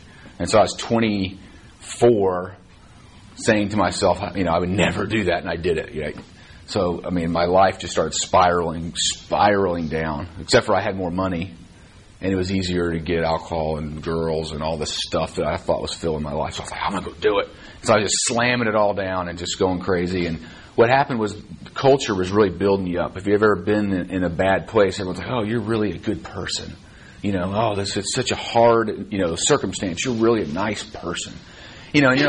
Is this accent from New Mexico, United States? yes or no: no; Dallas, Texas, United States; I grew up here in Dallas. I went to Highland Park High School